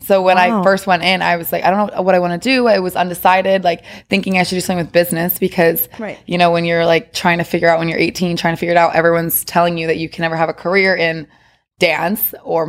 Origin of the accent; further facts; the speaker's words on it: West Chester, Pennsylvania, United States; I'm from Westchester, Pennsylvania, outside Philly.